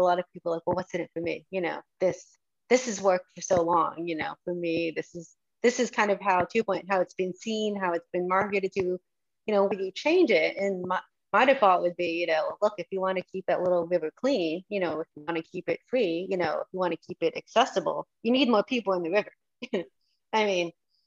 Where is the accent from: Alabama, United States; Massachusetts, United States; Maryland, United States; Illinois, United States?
Massachusetts, United States; I grew up in Massachusetts